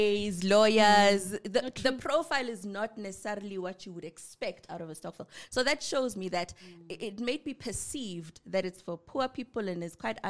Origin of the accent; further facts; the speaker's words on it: Soweto, Gauteng, South Africa; I am born, bred, and buttered from Soweto, Middlelands in particular.